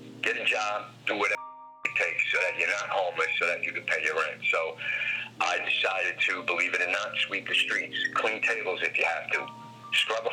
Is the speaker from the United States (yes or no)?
yes; New York, United States; growing up in New York in my day